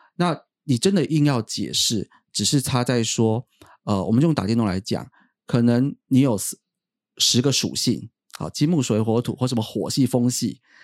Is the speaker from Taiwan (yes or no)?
yes; Taiwan; 我们台湾这边呢，我们就是用 b p m f